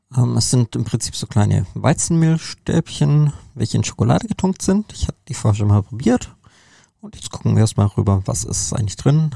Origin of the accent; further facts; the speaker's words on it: Germany; bei uns in Deutschland